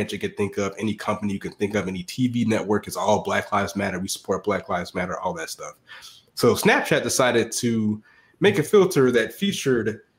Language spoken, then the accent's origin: English; the South, United States; As a Southerner